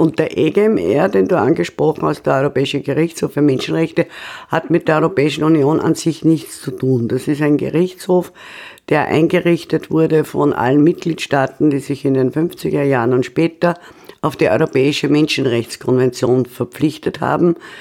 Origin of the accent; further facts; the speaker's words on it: Austria; als Österreicherin